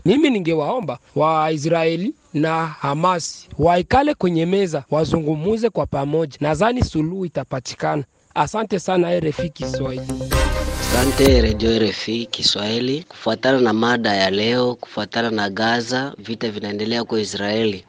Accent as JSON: {"language": "Swahili", "town": "Rutshuru", "region": "North Kivu", "country": "DR Congo", "moved": "yes", "lives_now": "Kampala, Uganda", "said": "naishi hapa Kampala, lakini mimi ni mkongomani kutoka Ruchuru, Nord Kivu"}